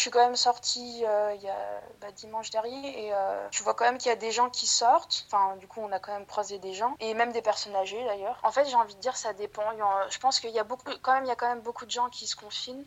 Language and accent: French; France; moved away as an adult; now in Kansas City, United States; je suis française je viens de, France